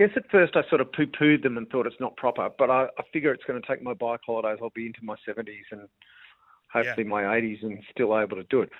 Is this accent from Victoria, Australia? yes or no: yes; Mount Eliza, Victoria, Australia; when I grew up in Mount Eliza.